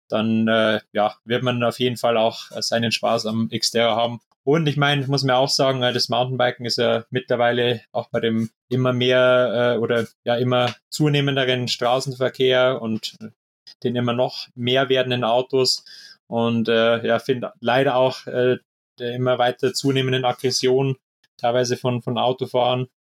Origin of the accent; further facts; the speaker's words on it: Bavaria, Germany; gerade jetzt da aus der Nähe von Regensburg, aus meiner Heimatstadt, ähm, da hat sich jetzt auch ähm, so ein ja, kleiner Verein gebildet